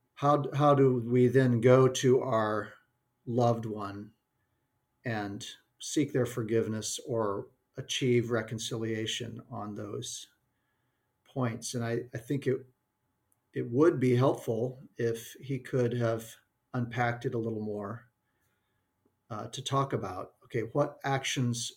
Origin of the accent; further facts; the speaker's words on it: the American West, United States; That's a term I grew up with in the American West